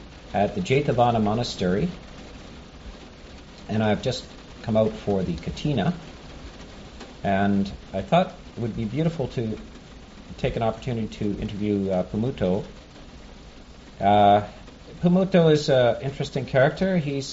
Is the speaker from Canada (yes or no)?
yes; Canada; And this is more or less a classic American experience. I'm Canadian, mm-hmm.